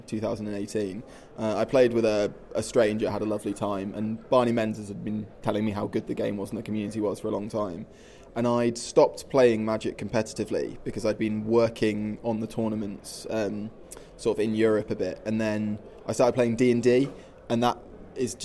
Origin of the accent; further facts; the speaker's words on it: Sleaford, East Midlands, United Kingdom; I'm from Lincolnshire